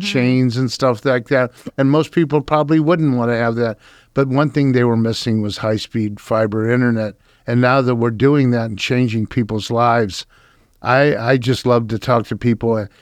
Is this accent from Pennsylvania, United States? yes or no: no; Akron, Ohio, United States; moved away as an adult; also born or lived in Chicago / New York / Pittsburgh / Phoenix; I was born and raised in Akron, Ohio